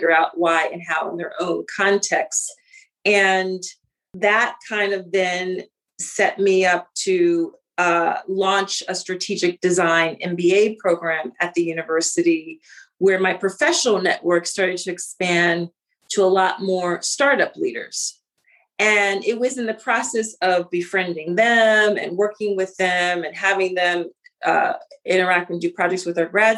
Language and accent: English; Philadelphia, Pennsylvania, United States; I grew up in Philly. I grew up in the city of Philadelphia